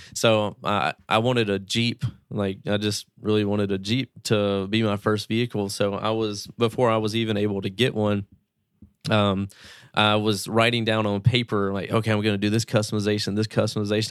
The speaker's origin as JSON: {"language": "English", "town": "Greenville", "region": "Mississippi", "country": "United States", "tie": "born or raised there", "said": "I come from a small town in Mississippi, United States, Greenville, Mississippi"}